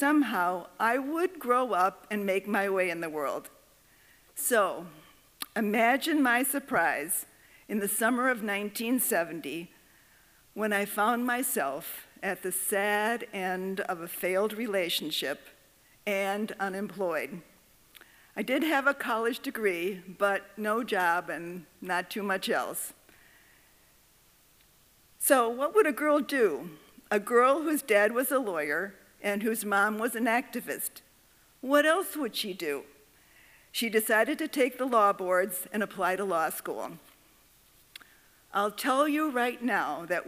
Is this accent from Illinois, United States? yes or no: yes; Waukegan, Illinois, United States; I grew up in Waukegan, Illinois